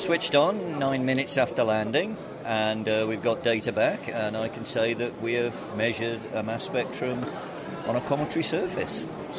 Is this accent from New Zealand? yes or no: no; United Kingdom; I suppose I'm a Brit